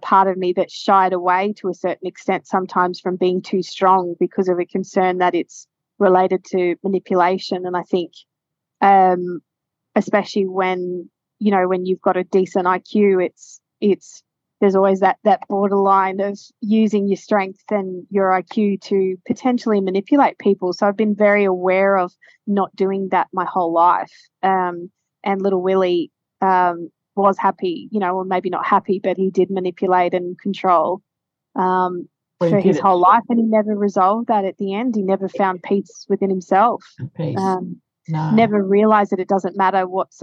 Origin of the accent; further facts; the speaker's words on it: Queensland, Australia; also born or lived in Ipswich; growing up in Queensland where it's hot